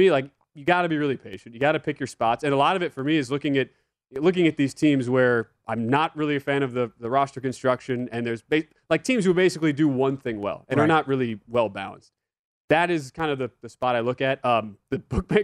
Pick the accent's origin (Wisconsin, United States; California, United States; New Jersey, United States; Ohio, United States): Wisconsin, United States; I'm from Wisconsin